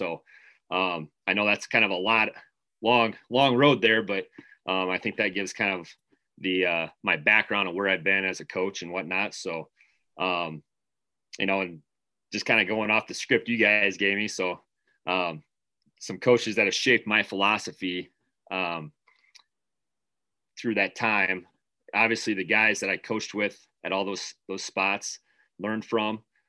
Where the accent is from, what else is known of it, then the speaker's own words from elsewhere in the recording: Mount Vernon, United States; And I'm originally from Mount Vernon.